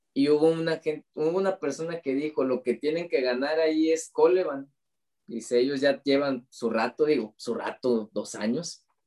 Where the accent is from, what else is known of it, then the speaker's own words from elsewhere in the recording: Mexico; como buenos mexicanos